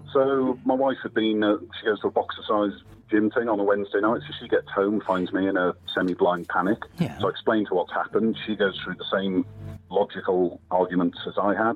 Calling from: Bristol, South West England, United Kingdom; I'm calling from Bristol

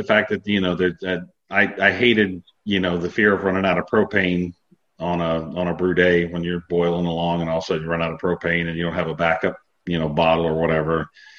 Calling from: Ohio, United States; North of Columbus, Ohio.

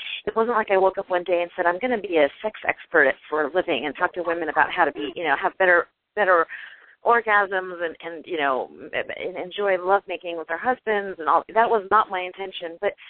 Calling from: California, United States; I'm calling from California, so it's still dark over here

